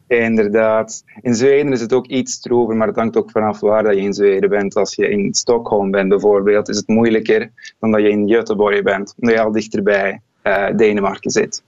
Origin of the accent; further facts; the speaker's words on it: Kempen, Flanders, Belgium; moved away as an adult; now in Finland; bij ons in de Kempen